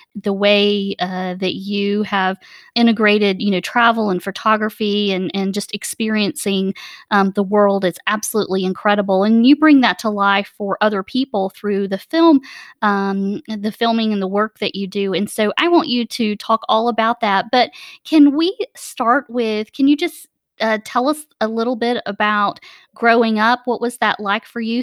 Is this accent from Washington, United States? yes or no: no; Atlanta, Georgia, United States; I'm from Atlanta